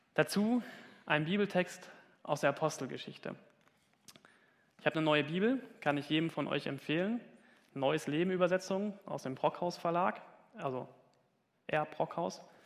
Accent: Hesse, Germany; moved away; Ich komme aus Hessen und ich sage immer Kirche und ich krieg's nicht

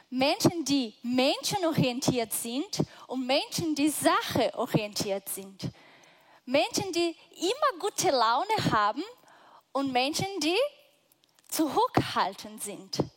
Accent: Brazil; Ich bin Brasilianerin. Ich komme aus einem total anderen Teil der Welt.

